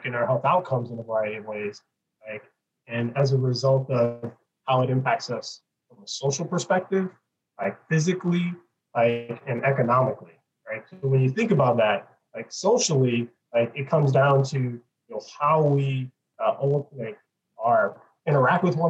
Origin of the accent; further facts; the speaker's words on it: Detroit, Michigan, United States; now in Pasadena, United States; I was born in Detroit and live in Pasadena